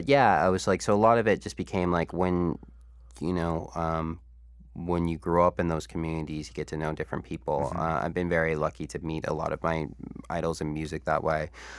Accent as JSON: {"language": "English", "town": "Niagara Falls", "region": "Ontario", "country": "Canada", "tie": "born or raised there", "said": "one of the first interviews I ever did was …, because I grew up in Niagara Falls."}